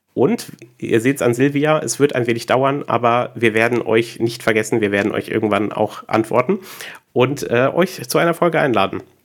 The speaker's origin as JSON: {"language": "German", "town": "Butzbach", "region": "Hesse", "country": "Germany", "said": "ich komme aus Butzbach ursprünglich"}